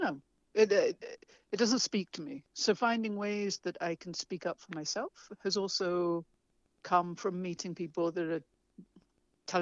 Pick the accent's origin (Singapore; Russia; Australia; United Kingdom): United Kingdom; England; moved away as an adult; also born or lived in London / Vermont; now in New Mexico, United States; I left England at 25 to come to the States